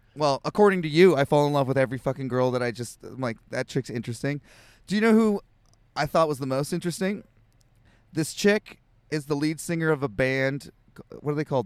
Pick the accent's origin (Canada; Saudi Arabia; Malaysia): Canada; I'm Canadian